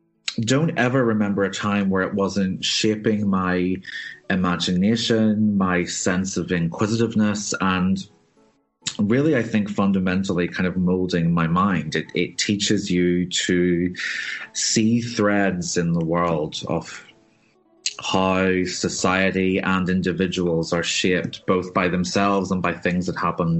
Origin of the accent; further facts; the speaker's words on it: Belfast, Northern Ireland, United Kingdom; And then I grew up in Belfast